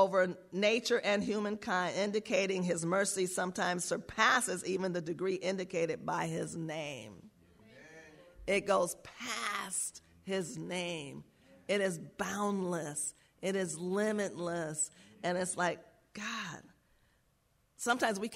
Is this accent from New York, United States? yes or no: yes; New York, United States; I grew up around Jewish people in New York